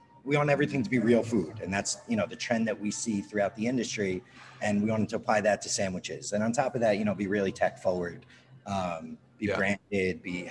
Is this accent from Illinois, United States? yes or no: no; Westchester, New York, United States; I grew up in Westchester, and there in the tri-state suburbs